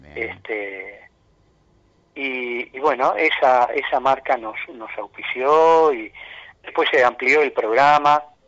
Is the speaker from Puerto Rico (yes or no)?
no; Uruguay; also born or lived in Minas; una pasión como tantos uruguayos